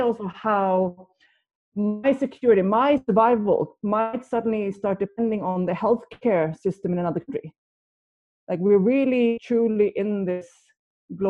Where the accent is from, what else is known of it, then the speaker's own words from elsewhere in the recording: outside Gothenburg, Västra Götaland, Sweden; I grew up in Sweden, outside Gothenburg